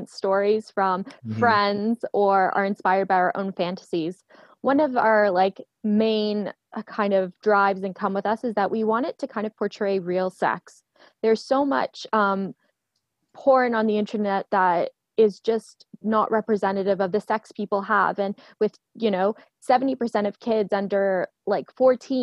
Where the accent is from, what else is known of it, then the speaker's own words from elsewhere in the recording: Canada; now in London, United Kingdom; I am originally from Canada, but I live in London, England most of the time.